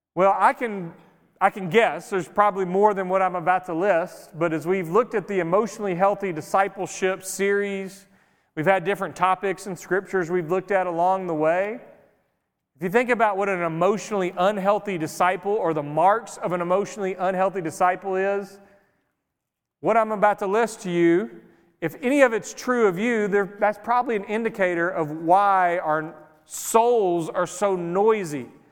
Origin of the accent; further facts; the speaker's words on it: Greenville, United States; now in White Oak, United States; I grew up in Greenville in a city, so I'm used to just noise all the time.